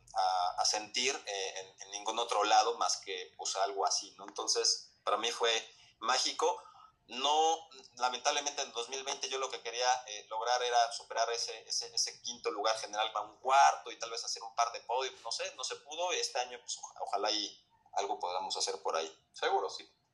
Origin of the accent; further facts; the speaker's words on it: Mexico; como mexicano